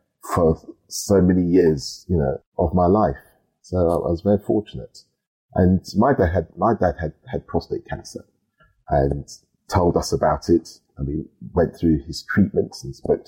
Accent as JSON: {"language": "English", "region": "London", "country": "United Kingdom", "tie": "born or raised there", "said": "I was born and brought up in South London and school there."}